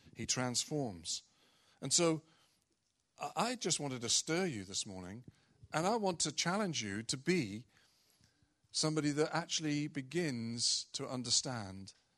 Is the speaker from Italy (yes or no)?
no; United Kingdom; we're British culture predominantly